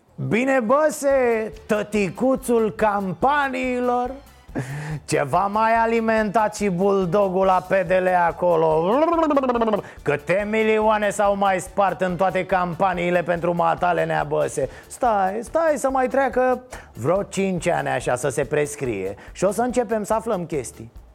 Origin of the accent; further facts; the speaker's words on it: Romania; first language Romanian; eu sunt român